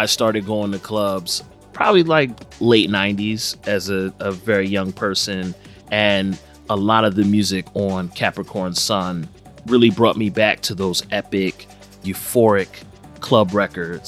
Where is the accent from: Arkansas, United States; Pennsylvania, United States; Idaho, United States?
Pennsylvania, United States; Philadelphia; based here in my hometown of Philadelphia since 1968